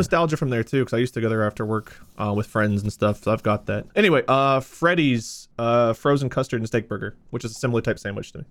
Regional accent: Ohio, United States; born or raised there

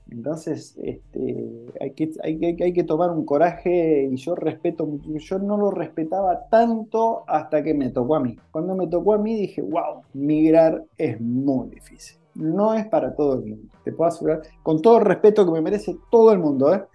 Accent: Argentina; moved away as an adult; now in Londrina, Brazil; somos argentinos

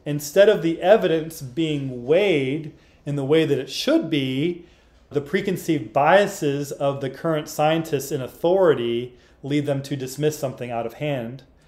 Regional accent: Arkansas, United States; I grew up in Arkansas

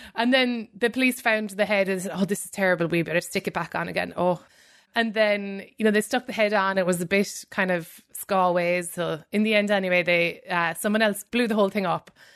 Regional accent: Ireland; moved away; coming from, you know, a formerly colonized country

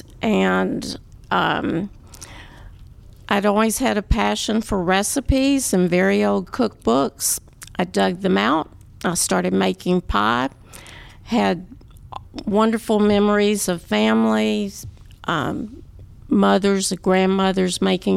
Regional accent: Waco, Texas, United States; I'm from Waco, Texas.

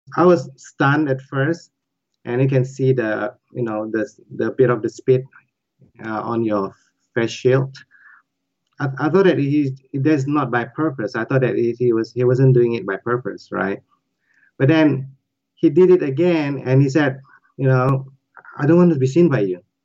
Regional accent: Indonesia; now in United States; I'm not even from China, I'm from Indonesia

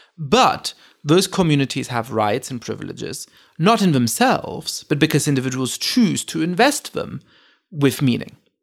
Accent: Germany; moved away; I grew up in Germany.

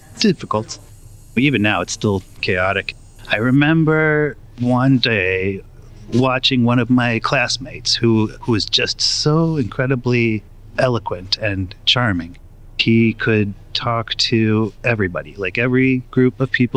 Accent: New Mexico, United States; moved away; growing up in New Mexico in the woods in a cabin with no running water or electricity

